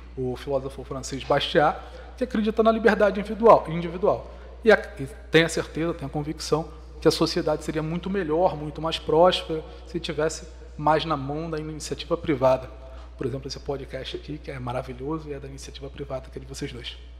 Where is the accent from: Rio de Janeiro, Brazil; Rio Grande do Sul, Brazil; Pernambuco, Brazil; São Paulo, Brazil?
Rio de Janeiro, Brazil; Petrópolis; nasci na região serrana do Rio, nasci em Itaipava, uma grande colônia que é quase uma cidade.